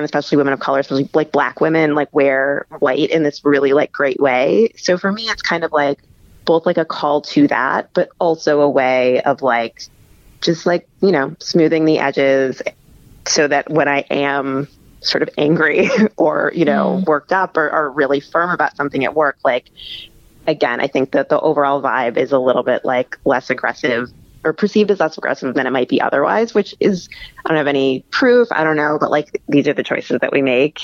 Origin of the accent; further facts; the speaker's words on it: Midwest, United States; also born or lived in Texas; now in New York, United States; I'm from the Midwest and then I lived in Texas